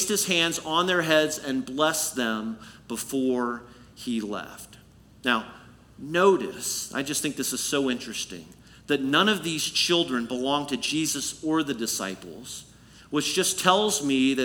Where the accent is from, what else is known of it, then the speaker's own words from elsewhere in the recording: Illinois, United States; the church family that I had the pleasure of growing up in Illinois